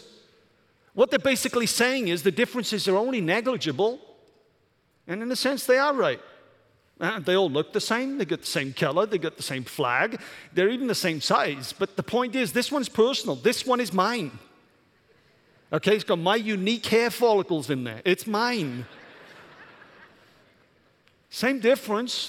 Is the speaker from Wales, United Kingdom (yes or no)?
yes; Welsh, Wales, United Kingdom; now in Michigan, United States; I'm Welsh